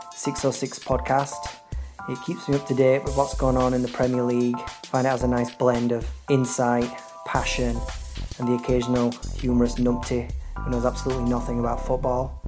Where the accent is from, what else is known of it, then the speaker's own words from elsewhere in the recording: Leeds, Yorkshire and the Humber, United Kingdom; now in Long Beach, United States; I live in Long Beach, California I'm originally from Leeds